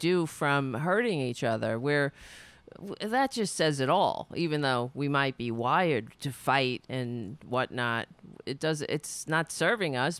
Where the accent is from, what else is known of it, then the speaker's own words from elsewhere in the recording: Brooklyn, New York, United States; also born or lived in Queens; I was born in Brooklyn